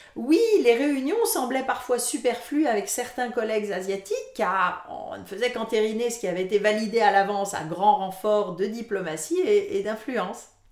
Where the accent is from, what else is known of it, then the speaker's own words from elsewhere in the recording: France; moved away as an adult; now in Canada; je suis française d'origine